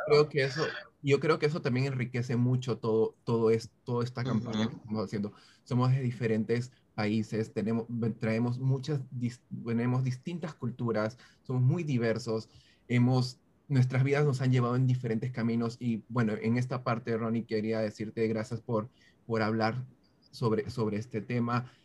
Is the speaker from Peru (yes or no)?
yes; Peru; moved away as an adult; also born or lived in Brooklyn, United States; now in United States; Soy peruano, este, tengo ya 32 años. vine aquí a Estados Unidos como hace 13 años aproximadamente de, de Perú